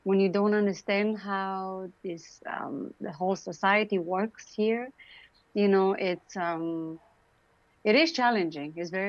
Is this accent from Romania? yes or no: yes; Romania; English is a second language; also born or lived in Vancouver, Canada; now in Toronto, Canada; I came to Canada. I'm from Romania. I grew up in Romania during the communism regime. I still need to learn English almost 30 years later.